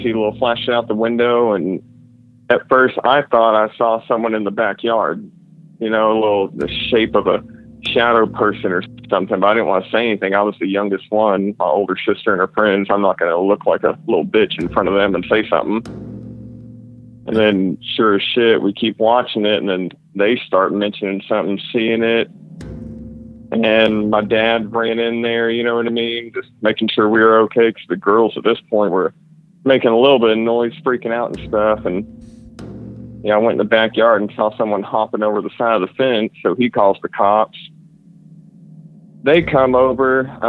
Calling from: Fort Worth, Texas, United States; calling from Fort Worth, Texas.

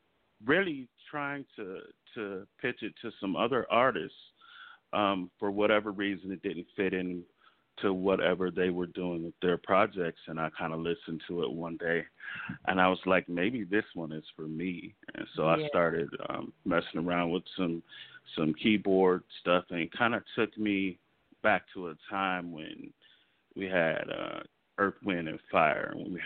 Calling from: Los Angeles, California, United States; I am calling from sunny Los Angeles, California.

